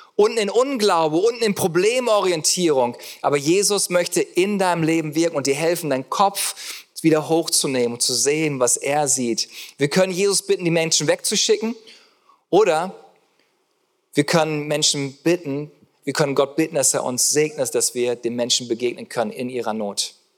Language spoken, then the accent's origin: German; Germany; ich liebe das als Deutscher